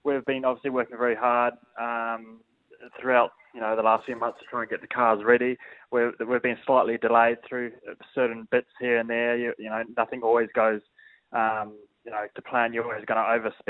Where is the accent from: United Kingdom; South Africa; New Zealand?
New Zealand; now in Australia; I'm New Zealander, but I might as well be Australian now.